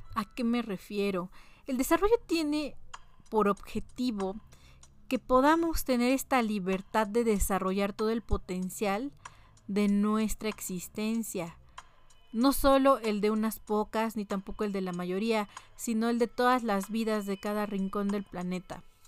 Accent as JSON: {"language": "Spanish", "country": "Mexico", "said": "como mexicanos"}